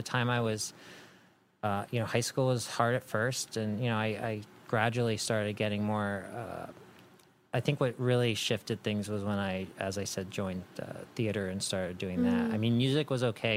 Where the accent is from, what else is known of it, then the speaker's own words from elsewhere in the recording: East Coast, United States; moved away as an adult; now in Los Angeles, United States; I grew up on the East Coast, and, you know, there's a different energy there.